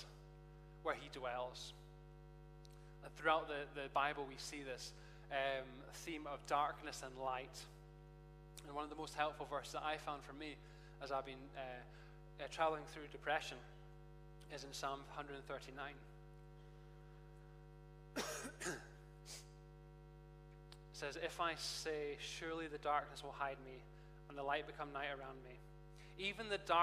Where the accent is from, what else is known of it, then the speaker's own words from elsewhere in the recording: Perth, Scotland, United Kingdom; now in Edinburgh, United Kingdom; Perth is my hometown. Perth, Scotland, not Perth, anywhere else.